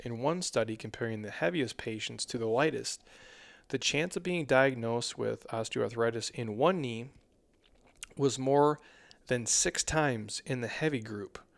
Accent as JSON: {"language": "English", "region": "Minnesota", "country": "United States", "moved": "yes", "lives_now": "Arizona, United States", "said": "I'm from Minnesota"}